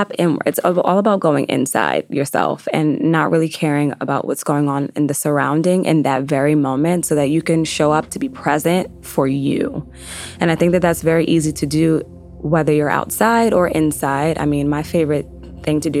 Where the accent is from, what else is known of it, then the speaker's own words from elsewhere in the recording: Yonkers, New York, United States; growing up originally in Yonkers, I lived right off the Hudson River